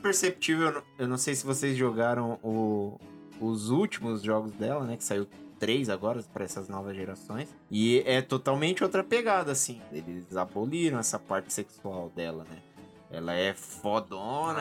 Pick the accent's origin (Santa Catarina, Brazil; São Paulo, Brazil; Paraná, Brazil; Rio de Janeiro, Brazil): São Paulo, Brazil; interior of; Sou do interior de São Paulo, tinha uma locadora lá na cidade